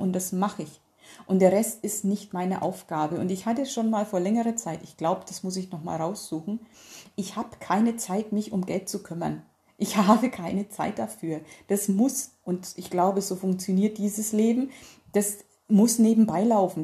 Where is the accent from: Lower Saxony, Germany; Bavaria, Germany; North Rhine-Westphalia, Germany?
North Rhine-Westphalia, Germany; bei uns in Nordrhein-Westfalen